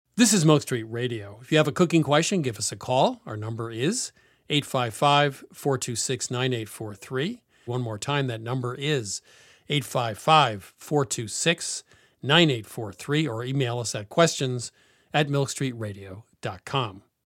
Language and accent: English; New England, United States; I'm from New England